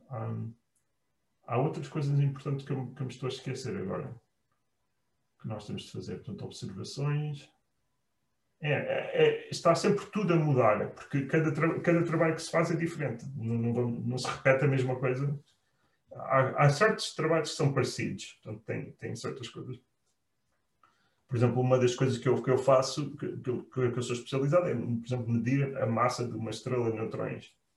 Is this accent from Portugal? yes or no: yes; Portugal; moved away as an adult; nós saímos de Portugal